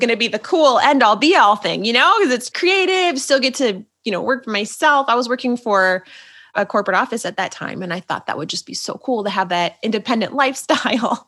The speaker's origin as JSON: {"language": "English", "region": "Minnesota", "country": "United States", "said": "I'm just a Minnesota girl"}